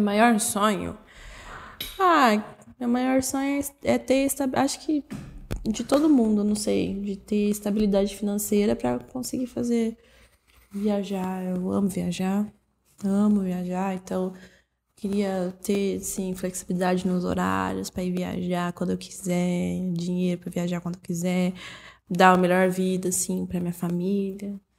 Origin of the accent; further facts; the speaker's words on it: Brazil; A gente é brasileiro